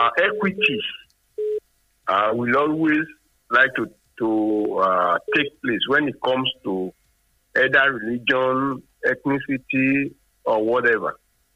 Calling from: Nigeria; Engineer …, I'm calling from Songo.

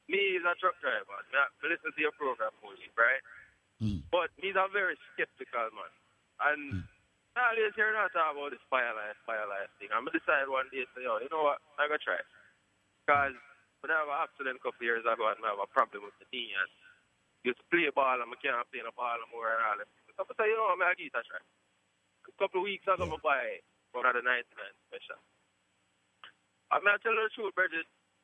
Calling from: Poughkeepsie, New York, United States; From upstate New York.

